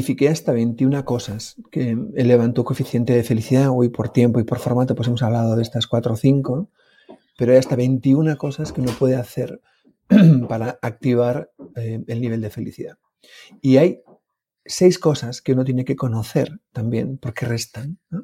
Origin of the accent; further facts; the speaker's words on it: Oñati, Basque Country, Spain; mi pueblo, el pueblo en el que vivo, Uñati